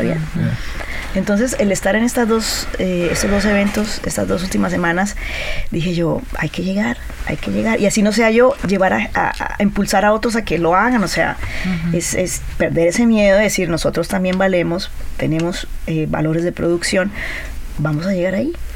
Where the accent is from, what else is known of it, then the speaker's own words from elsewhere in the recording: Colombia; yo soy colombiana, he estado en Colombia, he trabajado en Argentina, en Brasil, en Venezuela